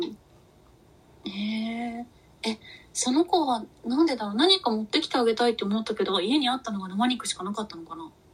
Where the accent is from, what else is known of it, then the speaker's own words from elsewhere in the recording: Kanto, Japan; 私たちはもう関東の人間なので